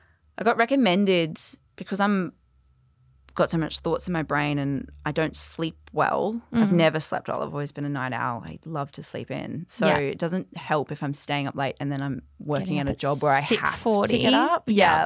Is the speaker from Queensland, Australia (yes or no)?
yes; Queensland, Australia; So I grew up in central Queensland. Yep. So like 3 hours inland from Mackay.